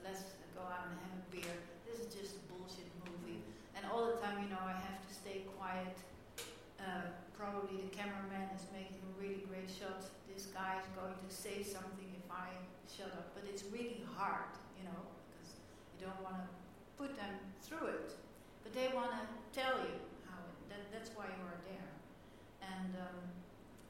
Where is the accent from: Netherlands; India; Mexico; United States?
Netherlands; I'm from Holland